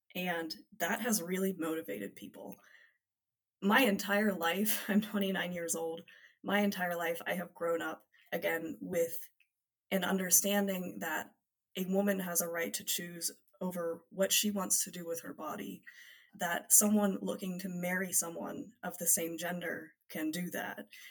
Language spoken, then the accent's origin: English; United States; now in Munich, Germany; as an American abroad from 2016 to 2020